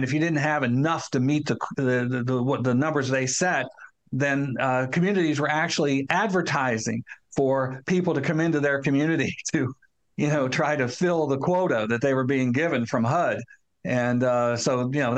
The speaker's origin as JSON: {"language": "English", "town": "Newark", "region": "Ohio", "country": "United States", "tie": "born or raised there", "said": "My hometown of Newark, Ohio, has a courthouse and a square in the center of town"}